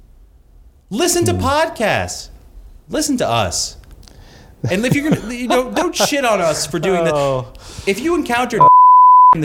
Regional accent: Long Island, New York, United States; also born or lived in Queens, New York; I was born in Queens and quickly moved to Long Island when I was like 4

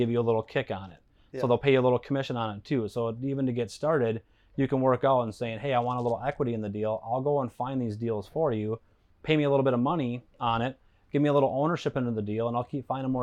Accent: Stillwater, Minnesota, United States; right here. It's my hometown. So where I grew up, born and raised

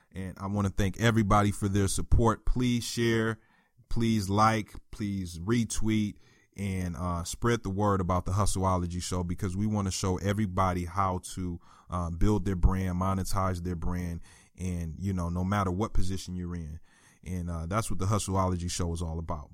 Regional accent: Flint, Michigan, United States; I'm from Flint, Michigan

